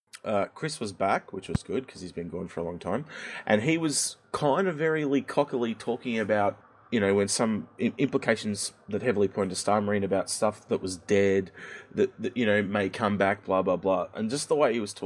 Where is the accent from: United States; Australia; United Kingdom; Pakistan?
Australia; As an Australian